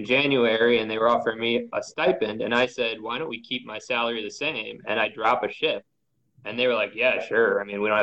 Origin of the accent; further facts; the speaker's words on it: New York City, New York, United States; I grew up in Queens